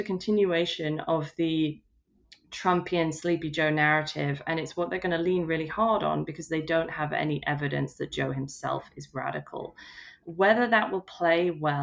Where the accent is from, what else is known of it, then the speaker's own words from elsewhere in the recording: United Kingdom; as a British person